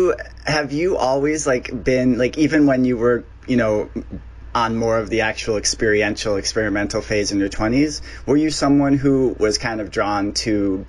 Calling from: Phoenix, Arizona, United States; Yeah, I'm calling from Phoenix

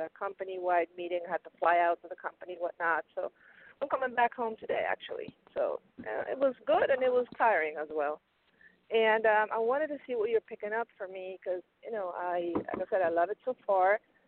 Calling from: Pennsylvania, United States; this is from Pennsylvania.

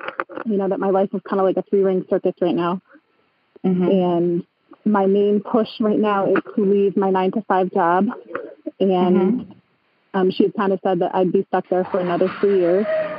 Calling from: Cooperstown, New York, United States; I'm calling from Cooperstown in upstate New York.

